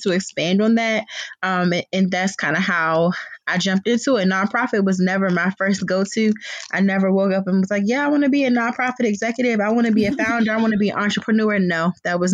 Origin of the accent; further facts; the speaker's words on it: Prince George's County, Maryland, United States; moved away as an adult; now in Baltimore, United States; I am originally from Prince George's County. I made my way to the Baltimore area by way of Towson University many, many years ago.